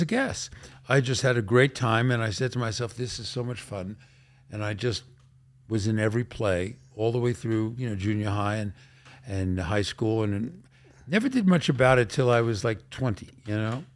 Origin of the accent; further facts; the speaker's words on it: New York City, New York, United States; I grew up in Brooklyn